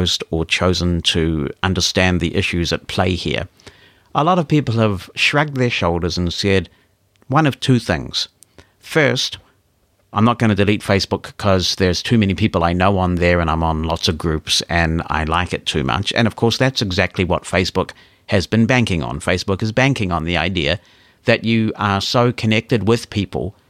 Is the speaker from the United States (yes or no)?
no; New Zealand; my home country of New Zealand